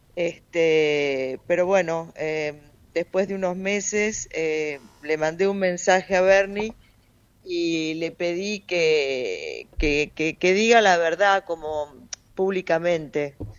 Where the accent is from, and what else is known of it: Argentina